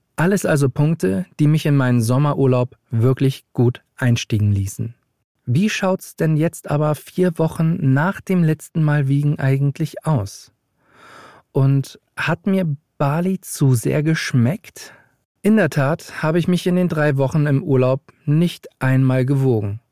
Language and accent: German; Hamburg, Germany; moved away as an adult; now in Berlin, Germany; ich bin 35 Jahre alt, gebürtiger Hamburger und lebe seit einigen Jahren in Berlin